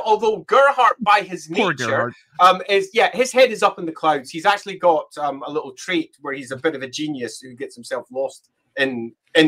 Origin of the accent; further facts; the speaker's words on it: Scotland, United Kingdom; I'm Scottish. I will often pronounce it Hamon